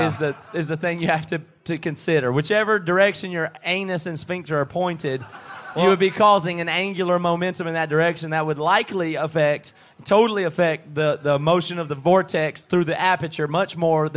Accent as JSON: {"language": "English", "area": "near Clemson", "region": "South Carolina", "country": "United States", "tie": "born or raised there", "also_born_or_lived": "Seattle", "accent": "Southern", "moved": "as an adult", "said": "We grew up near Clemson, South Carolina. We're all the way down here in Australia"}